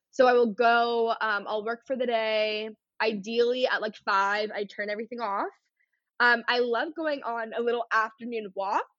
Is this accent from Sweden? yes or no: no; North Texas, United States; growing up in North Texas